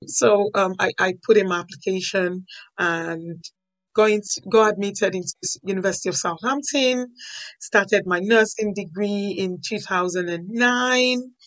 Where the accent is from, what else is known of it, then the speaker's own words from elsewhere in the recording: Nigeria; moved away as an adult; now in United Kingdom; I was born in Nigeria, I grew up in Nigeria